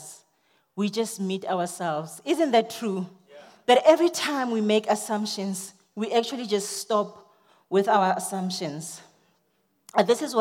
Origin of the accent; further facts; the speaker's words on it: South Africa; I'm a South African girl